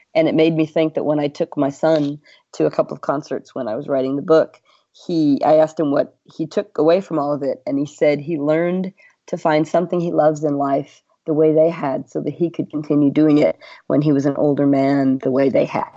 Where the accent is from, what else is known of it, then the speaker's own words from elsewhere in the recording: Ohio, United States; I am from Ohio